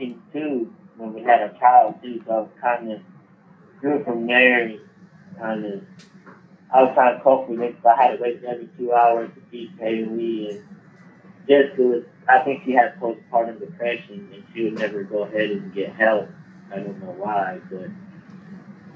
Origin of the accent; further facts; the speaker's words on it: Asheville, North Carolina, United States; I'm from Asheville, North Carolina